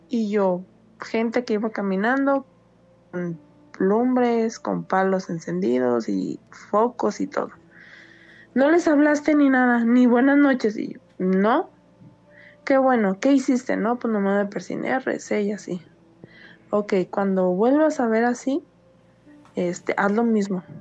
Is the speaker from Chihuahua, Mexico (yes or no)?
no; Guadalajara, Jalisco, Mexico; also born or lived in Michoacán; soy nacida en Michoacán. Y este, nada más que pues, mm, ahora sí que nada más nací allá y me crié en Guadalajara.